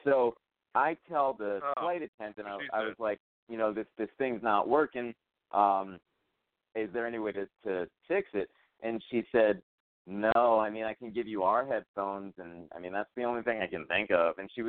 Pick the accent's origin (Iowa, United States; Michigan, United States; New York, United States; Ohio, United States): New York, United States; Brooklyn; and then I tell her no, I'm from Brooklyn and stuff.